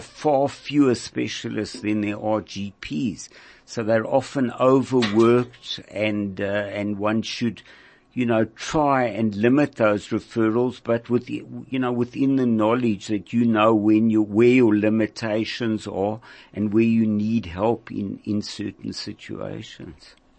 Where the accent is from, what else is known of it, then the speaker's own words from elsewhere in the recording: Bloemfontein, Free State, South Africa; moved away as an adult; I grew up in Bloemfontein in the Free State.